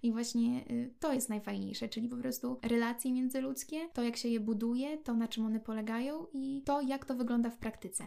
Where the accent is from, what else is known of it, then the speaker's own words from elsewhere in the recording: Brańsk, Podlaskie Voivodeship, Poland; My oczywiście jesteśmy z Brańska